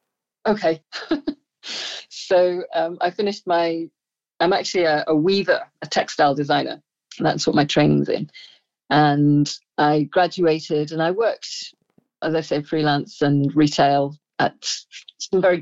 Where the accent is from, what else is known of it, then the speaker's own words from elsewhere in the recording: just outside of Liverpool, North West England, United Kingdom; moved away as an adult; also born or lived in Isle of Man / Bangladesh; now in Illinois, United States; mostly raised just outside of Liverpool in the northwest of England